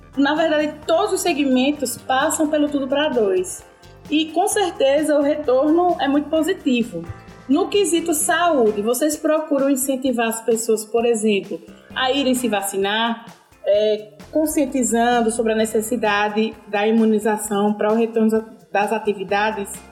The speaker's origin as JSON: {"language": "Portuguese", "town": "Piranhas", "region": "Alagoas", "country": "Brazil", "said": "como eu sou de Piranhas"}